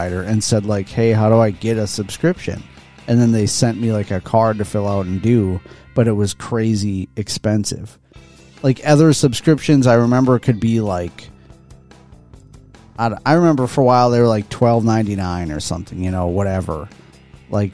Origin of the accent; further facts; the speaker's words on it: Midwest, United States; as a Midwesterner